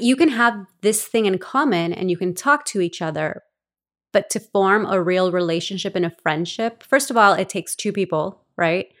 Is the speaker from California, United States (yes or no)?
yes; Los Angeles, California, United States; born or raised there; also born or lived in El Salvador / Glendale / Oxnard; now in Ventura, United States